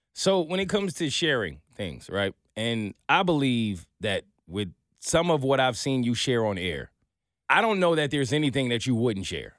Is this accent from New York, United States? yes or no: yes; New York, United States; I'm a New Yorker